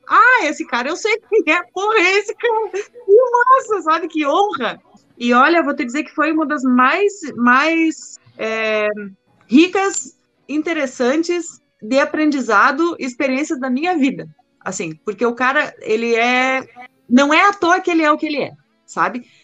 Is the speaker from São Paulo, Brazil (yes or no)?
no; interior of Rio Grande do Sul, Brazil; moved away; Eu sou do Rio Grande do interior do Rio Grande do Sul, entendeu? E então, assim, lá não tem um, um na época, pelo menos que eu morava lá